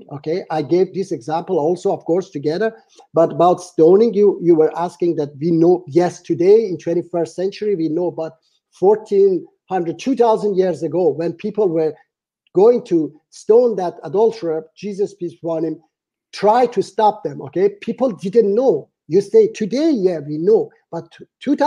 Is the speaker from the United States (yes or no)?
no; Iran; moved away; my home country, Iran